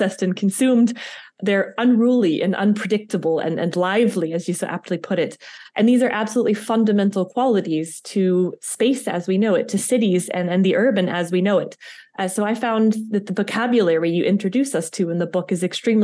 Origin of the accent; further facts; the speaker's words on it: United States; accent: American; now in Liechtenstein; my American accent